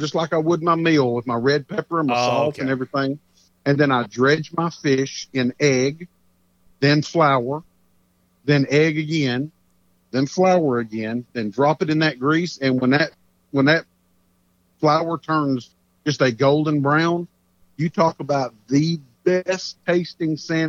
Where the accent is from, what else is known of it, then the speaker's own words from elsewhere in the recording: Texas, United States; born there; So I'm Cajun. I may have been born in Texas, but I got that Cajun roots all around me.